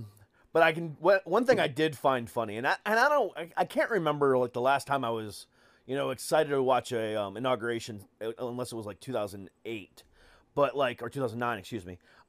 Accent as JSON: {"language": "English", "region": "Florida", "country": "United States", "tie": "born or raised there", "also_born_or_lived": "Lorain, Ohio", "moved": "as an adult", "lives_now": "Virginia, United States", "said": "Yeah, I'm originally from Ohio. I moved to Florida when I was 7 or 8. I can't remember. And then I moved here almost 5 years ago."}